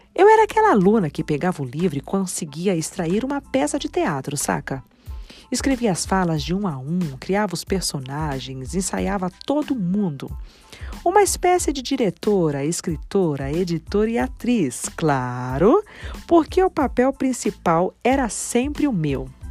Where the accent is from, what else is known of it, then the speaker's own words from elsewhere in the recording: Taboão da Serra, São Paulo, Brazil; Nasci em Taboão da Serra, na Grande São Paulo